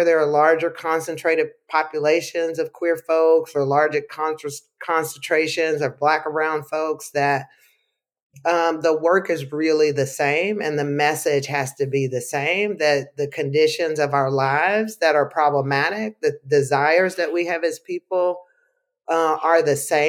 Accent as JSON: {"language": "English", "region": "Arkansas", "country": "United States", "moved": "yes", "lives_now": "North Carolina, United States", "said": "I'm a Southerner through and through. I'm originally from Arkansas."}